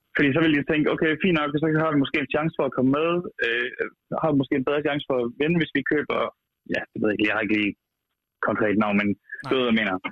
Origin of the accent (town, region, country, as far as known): Aarhus, Central Denmark Region, Denmark